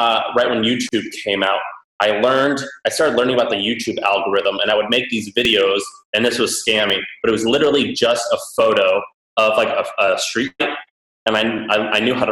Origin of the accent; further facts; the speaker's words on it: Missouri, United States; moved away; I was raised in Missouri